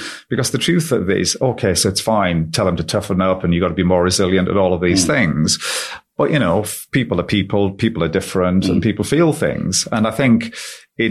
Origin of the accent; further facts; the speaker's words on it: the North East, North East England, United Kingdom; I'm from the Northeast. I still live in the Northeast. It's my home. It always has been.